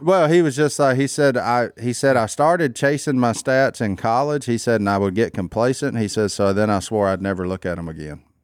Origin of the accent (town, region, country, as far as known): Louisiana, United States